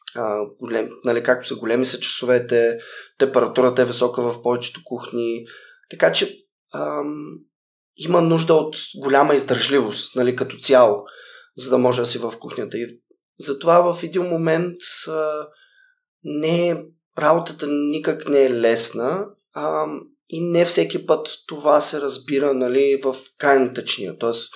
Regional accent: Sliven, Sliven Province, Bulgaria; moved away as an adult; also born or lived in Japan / Philippines / Mexico / Netherlands; родния ми град в Сливен

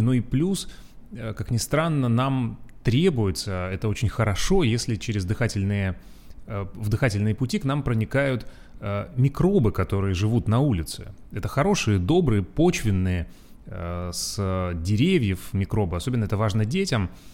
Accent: Urals, Russia; moved away; как я, э, рос на Урале, где зимы очень долгие

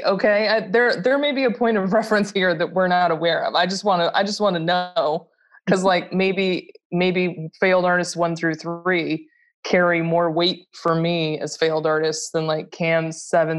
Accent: Midwest, United States; I'm from the Midwest.

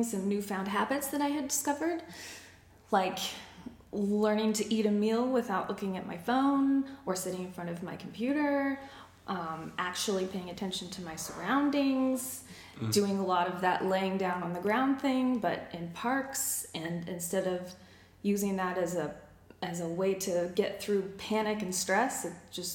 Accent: Denver, Colorado, United States; moved away as an adult; I was born and raised in Denver, Colorado. Moved here about a year and a half ago with my husband.

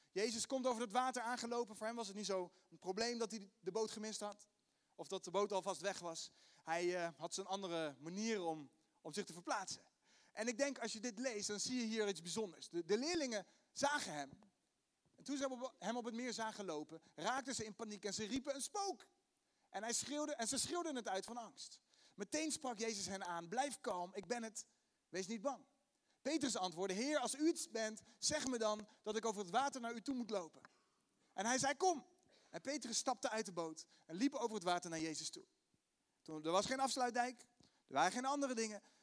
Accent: The Hague, South Holland, Netherlands; accent: Haags; mijn Haagse accent

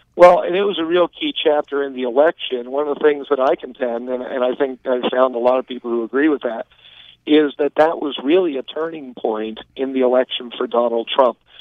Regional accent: New York City, New York, United States; moved away; also born or lived in Texas; I was born in New York City

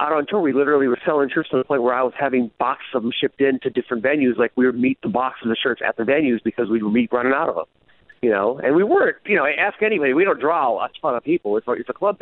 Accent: Connecticut, United States; also born or lived in Los Angeles, United States; now in Las Vegas, United States; I grew up in Connecticut

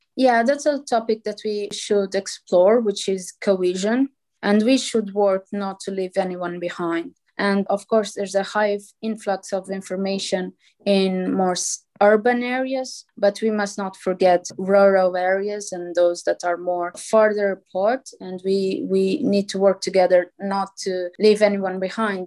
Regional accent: Portugal; I come from Portugal.

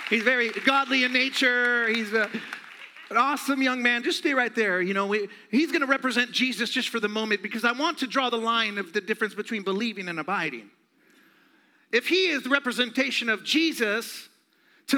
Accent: Phoenix, Arizona, United States; I'm from Phoenix, born and raised

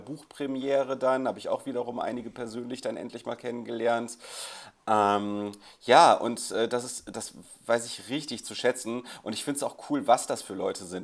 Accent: Krefeld, North Rhine-Westphalia, Germany; meiner Heimatstadt Krefeld

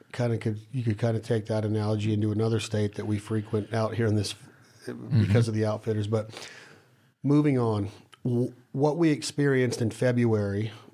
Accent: Ohio, United States; Well, I'm from Ohio. We kill them.

